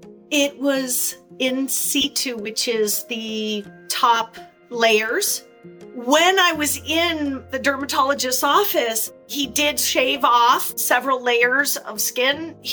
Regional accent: Southern California, United States; I was 12 years old. Growing up in Southern California, I was at the beach all the time.

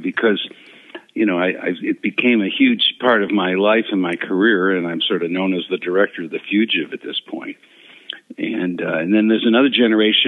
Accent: Chicago, Illinois, United States; my brother and I growing up in Chicago on the South Side

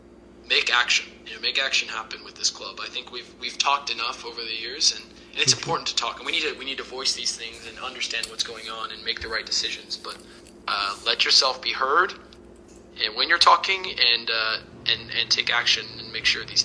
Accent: Houston, Texas, United States; I grew up while going to games. I grew up in Houston, H-Town, hold it down.

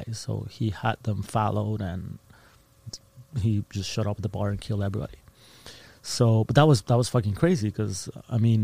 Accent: Ciudad Juárez, Chihuahua, Mexico; also born or lived in Texas; I was born and raised in Ciudad Juarez, in this border city just across El Paso, Texas

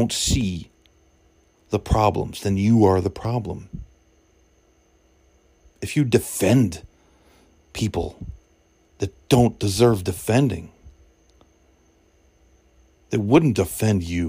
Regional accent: Saratoga Springs, New York, United States; I grew up in Saratoga

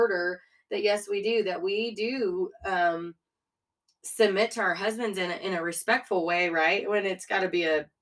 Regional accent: a town 30 miles from Austin, Texas, United States; moved away as an adult; it was just a good place to be raised. It really was. But I was 30 miles from Austin.

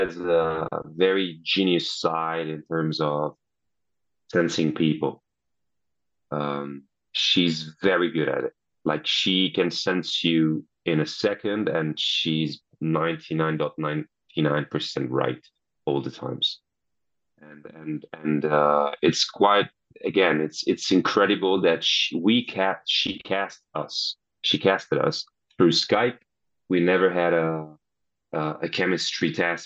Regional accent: Italy; accent: Italian; English is a second language

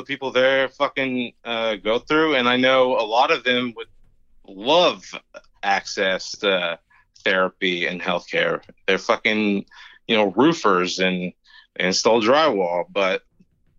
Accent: Eastern Kentucky, United States; moved away; small town in Eastern Kentucky.

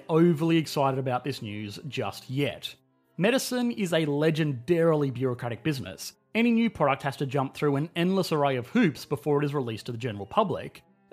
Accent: Australia; I am an Australian

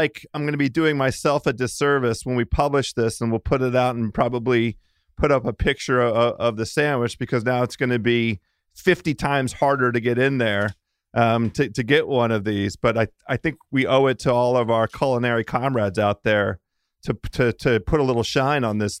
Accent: Washington, District of Columbia, United States; she's a D.C. person, Washington, D.C. native. Yeah, one of my hometown homies.

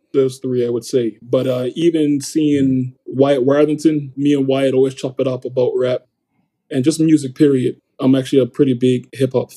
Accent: Bermuda; growing up in Bermuda

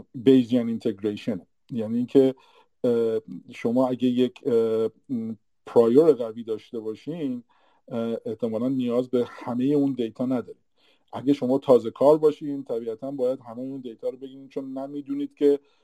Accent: Iran; moved away as an adult; now in Canada; ماهایی که از ایران مهاجرت کردیم

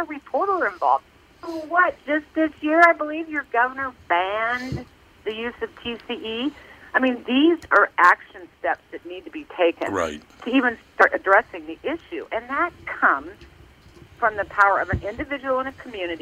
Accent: Lawrence, Kansas, United States; I'm just born and raised in Lawrence, Kansas

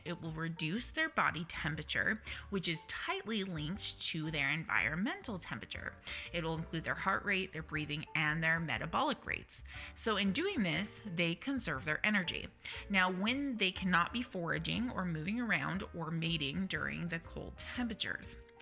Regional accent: Utah, United States; now in Nevada, United States; so I'm from Utah, we currently live in Nevada.

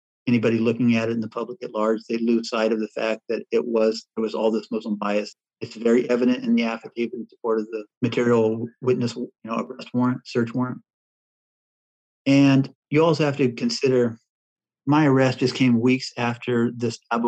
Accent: Midwest, United States; also born or lived in Oregon; I was born in Oregon, going up in the Midwest

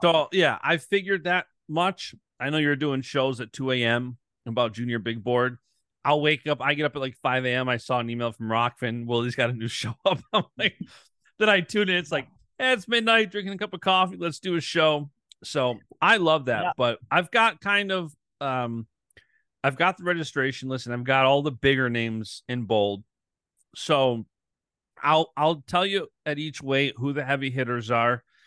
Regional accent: United States; I'm born and raised in America

